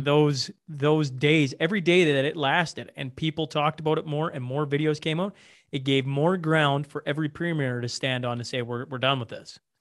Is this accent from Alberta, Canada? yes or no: yes; Alberta, Canada; they knew I was from Alberta